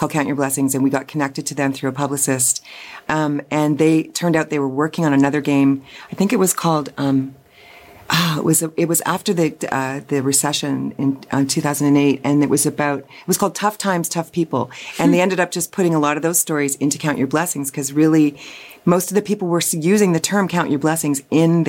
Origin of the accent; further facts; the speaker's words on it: London, Ontario, Canada; I was raised in London, Ontario.